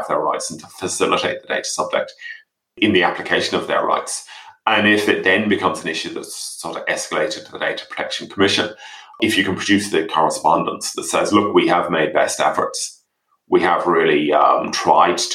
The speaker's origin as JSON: {"language": "English", "region": "England", "country": "United Kingdom", "tie": "born or raised there", "said": "as a child, I grew up in England as a child"}